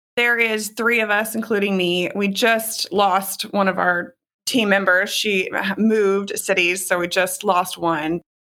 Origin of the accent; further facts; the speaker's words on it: Houston, Texas, United States; moved away as an adult; also born or lived in New York / Connecticut; moved back to my hometown of Houston in twenty twelve